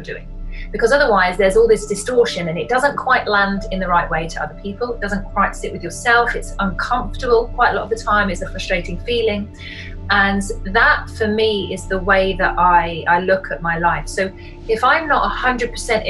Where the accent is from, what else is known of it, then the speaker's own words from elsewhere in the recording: Yorkshire and the Humber, United Kingdom; I'm from Yorkshire in the north of England